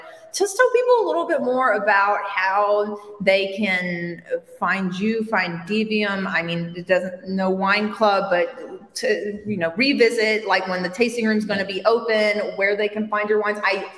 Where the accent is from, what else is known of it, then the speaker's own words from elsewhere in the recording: Montgomery, Alabama, United States; now in Walla Walla, United States; I am from Montgomery, Alabama, which is, Walla Walla is 60,000 people in the surrounding areas, and Montgomery is 250,000